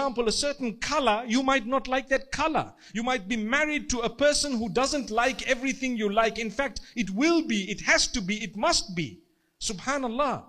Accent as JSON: {"language": "English", "country": "Zimbabwe", "said": "I come from Zimbabwe."}